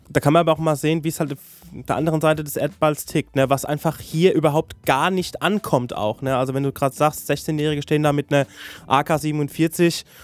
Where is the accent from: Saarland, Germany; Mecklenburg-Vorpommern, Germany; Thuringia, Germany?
Saarland, Germany; ich komme aus dem Saarland